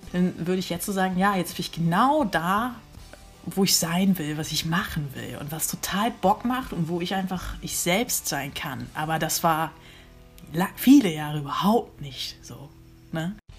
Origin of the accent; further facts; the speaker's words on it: Uelzen, Lower Saxony, Germany; moved away; also born or lived in Wendland / Hannover / Groningen / Los Angeles; Ich bin in Uelzen geboren und in der Nähe von Uelzen groß geworden